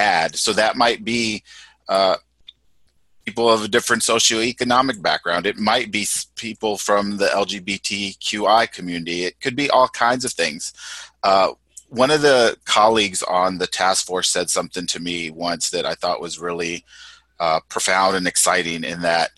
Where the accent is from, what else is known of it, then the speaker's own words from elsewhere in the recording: Texas, United States; my background is Mexican American. I was born in Texas